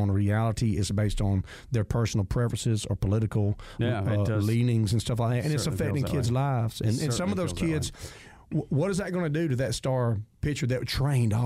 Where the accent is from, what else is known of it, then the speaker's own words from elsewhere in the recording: Jones County, Georgia, United States; growing up in Jones County, I guess it was a common theme that everybody thought when we get out of school, we can't wait to get away from Jones County